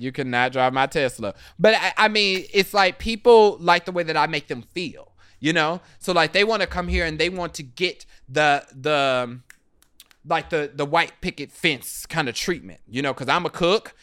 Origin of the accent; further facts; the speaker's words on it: Kansas City, Kansas, United States; accent: Kansas; moved away; growing up in Kansas City